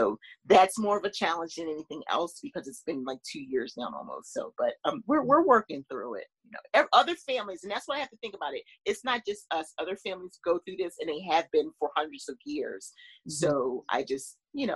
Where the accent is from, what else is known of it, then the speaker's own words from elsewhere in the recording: Philadelphia, Pennsylvania, United States; I grew up in Philadelphia